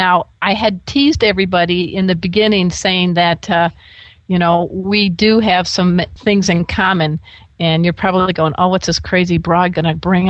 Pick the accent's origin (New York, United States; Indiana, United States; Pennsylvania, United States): Indiana, United States; Crown Point; We are both Hoosiers.